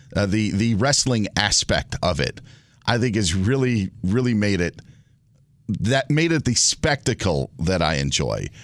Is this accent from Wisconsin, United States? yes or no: yes; Wisconsin, United States; moved away; I grew up back in Wisconsin